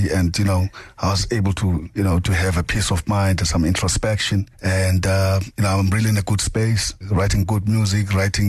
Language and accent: English; Johannesburg, Gauteng, South Africa; the community we're coming from Yeovil.